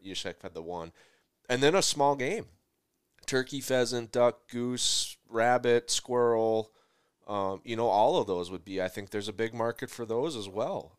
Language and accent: English; Midwest, United States; I'm from the Midwest, and so ice fishing is a huge cultural thing